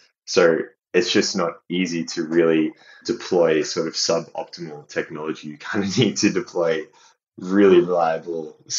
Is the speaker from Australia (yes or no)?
yes; Australia; moved away as an adult; also born or lived in Phnom Penh, Cambodia / China / Portugal; now in Leeds, United Kingdom; being Australian, naturally, Southeast Asia was kind of on our doorstep